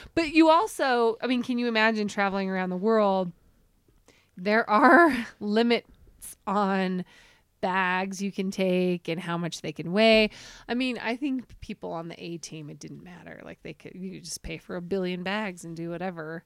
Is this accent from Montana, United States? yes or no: no; Centerville, Utah, United States; moved away as an adult; also born or lived in Salt Lake City; now in Jackson, United States; I lived in Centerville. I grew up in Centerville